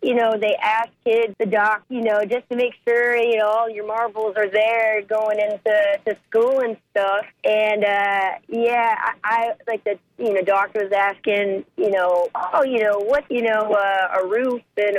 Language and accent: English; Mount Dora, Florida, United States; I grew up in Mount Dora, Florida